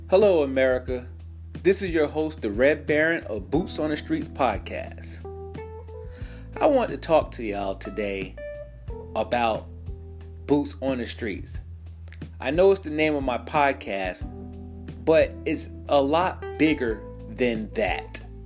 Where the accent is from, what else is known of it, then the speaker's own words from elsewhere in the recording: New York, United States; moved away; I'm originally from New York